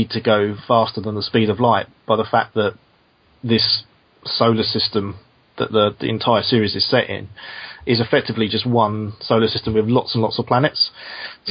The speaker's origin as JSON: {"language": "English", "region": "London", "country": "United Kingdom", "tie": "born or raised there", "said": "I grew up in South East London"}